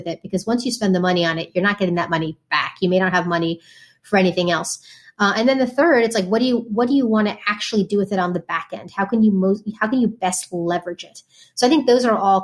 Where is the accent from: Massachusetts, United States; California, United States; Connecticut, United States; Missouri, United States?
Connecticut, United States; New Haven; I grew up in New Haven, Connecticut